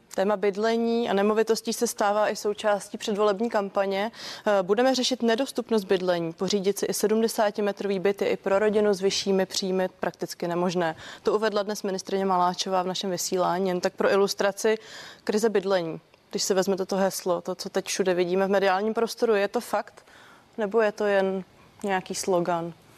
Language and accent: Czech; Czechia; jsme v tom jako Češi vlastně výjimeční